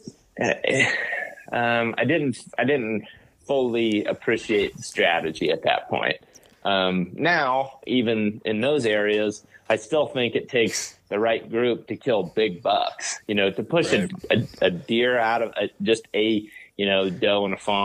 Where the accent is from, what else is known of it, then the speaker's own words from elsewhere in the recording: Western Ohio, United States; I grew up in Western Ohio